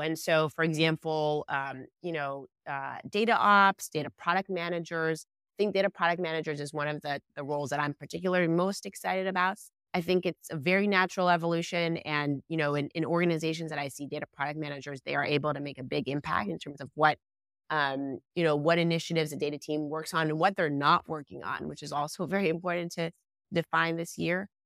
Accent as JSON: {"language": "English", "country": "Israel", "tie": "born or raised there", "moved": "yes", "said": "I was born and raised in Israel"}